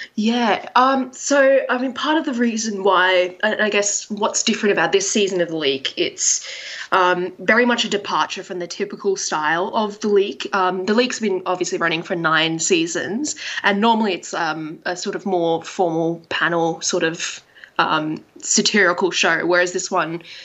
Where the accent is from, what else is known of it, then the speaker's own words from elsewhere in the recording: Australia; I'm Asian Australian.